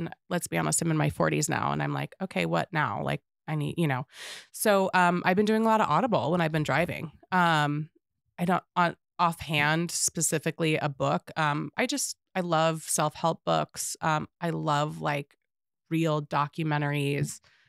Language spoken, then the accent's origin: English; Atlanta, Georgia, United States; now in Missoula, United States; I'm from Atlanta, Georgia originally. I grew up with the most diverse ethnicity background, right?